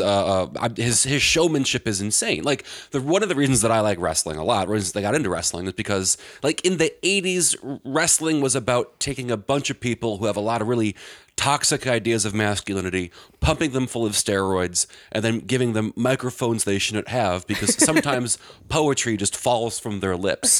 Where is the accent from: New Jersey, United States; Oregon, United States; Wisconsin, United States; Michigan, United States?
Wisconsin, United States; I'm from Wisconsin, and my family's from Milwaukee